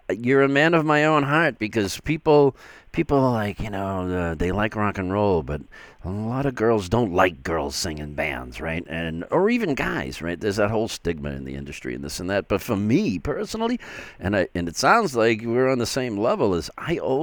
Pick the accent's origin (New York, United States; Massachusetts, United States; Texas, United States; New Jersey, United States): Massachusetts, United States; Boston; accent: Boston; the Boston accent